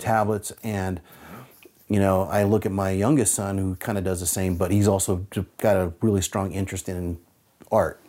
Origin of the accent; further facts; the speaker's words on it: San Francisco Bay Area, California, United States; moved away as an adult; now in Seattle, United States; I grew up in the San Francisco Bay Area during the rise of the thrash metal scene.